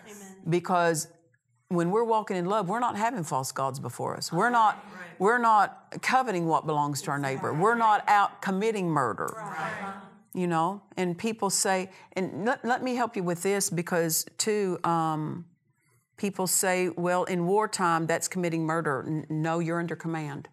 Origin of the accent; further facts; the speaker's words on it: Oklahoma, United States; I'm from Oklahoma, and you know we have ways